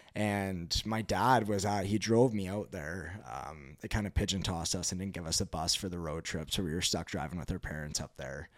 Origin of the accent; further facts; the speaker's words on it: West Kelowna, British Columbia, Canada; moved away; also born or lived in Calgary; we ended up moving over to West Kelowna in two thousand seven. So, grew up in, uh, the Okanagan